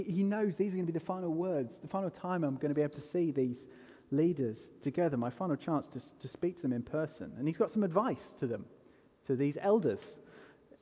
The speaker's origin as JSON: {"language": "English", "region": "England", "country": "United Kingdom", "said": "I am unapologetically English"}